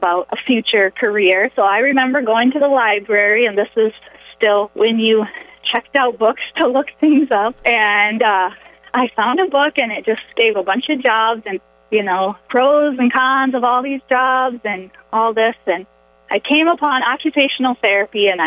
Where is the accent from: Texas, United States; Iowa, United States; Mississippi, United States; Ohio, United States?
Iowa, United States; Orange City; moved away as an adult; now in Rapid City, United States; I grew up in Orange City, Iowa